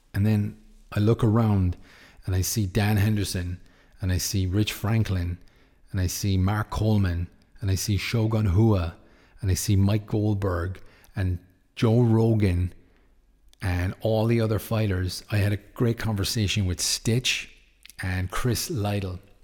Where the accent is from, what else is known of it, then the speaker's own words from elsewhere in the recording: Ireland; Yes, I'm from Ireland